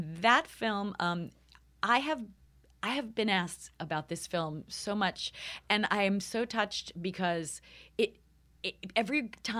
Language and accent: English; Long Island, New York, United States; moved away; also born or lived in Los Angeles; I am from New York. York, right? From Long Island.